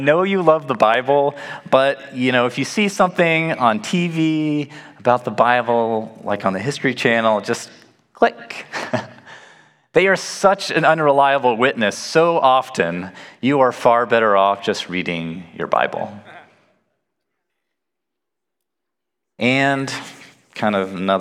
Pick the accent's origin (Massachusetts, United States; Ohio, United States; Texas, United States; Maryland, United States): Texas, United States; Nacogdoches; moved away as an adult; also born or lived in Wheaton, Illinois / Chicago, Illinois; I'm originally from Nacogdoches in East Texas, where people talk normal